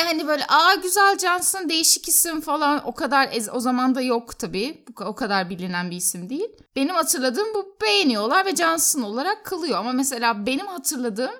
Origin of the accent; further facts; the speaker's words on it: Turkey; ben Türk'üm